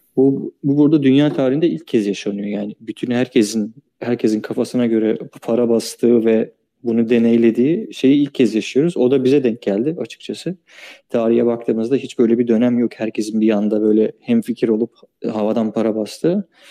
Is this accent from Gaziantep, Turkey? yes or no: no; Çanakkale, Turkey; ben Çanakkale'liyim.